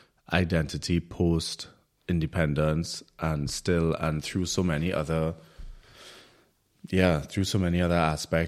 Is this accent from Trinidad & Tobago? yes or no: yes; Trinidad & Tobago; now in Berlin, Germany; growing up in the Caribbean